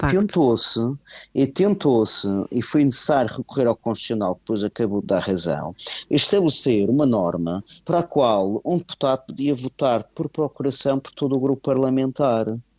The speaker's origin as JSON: {"language": "Portuguese", "country": "Portugal", "said": "nós somos portugueses, aliás, eu uhum. sinto-me eh, português"}